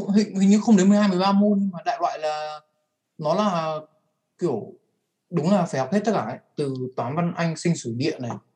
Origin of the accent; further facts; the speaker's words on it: Vietnam; moved away as an adult; Mình đã được sinh ra và lớn lên ở môi trường Việt.